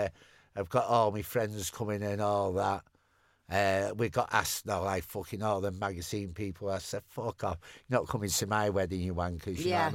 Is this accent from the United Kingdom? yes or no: yes; United Kingdom; It's what we do best as British people